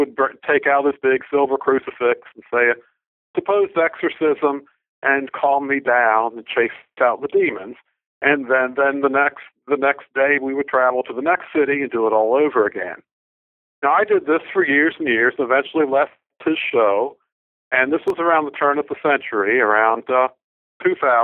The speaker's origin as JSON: {"language": "English", "town": "Baltimore", "region": "Maryland", "country": "United States", "tie": "born or raised there", "said": "I grew up in Baltimore."}